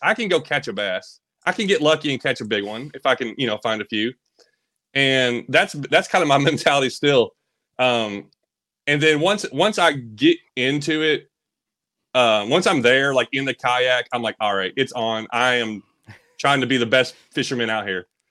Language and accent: English; Bowling Green, Kentucky, United States; also born or lived in Tennessee; I always lived in Kentucky and Tennessee. Uh, I was born in Bowling Green area